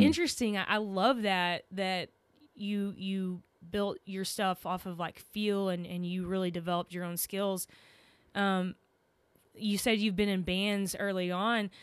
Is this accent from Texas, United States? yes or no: yes; Texas, United States; accent: Texan; I'm from Texas